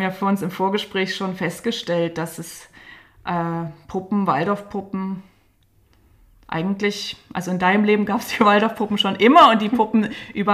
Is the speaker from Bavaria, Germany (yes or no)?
no; Dresden, Saxony, Germany; Ich bin ja in Dresden groß geworden, ähm, in der DDR